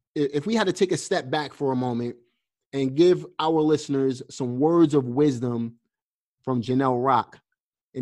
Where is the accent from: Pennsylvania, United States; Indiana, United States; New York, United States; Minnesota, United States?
New York, United States; New York City; I'm from Brooklyn, obviously, but I have roots in the South.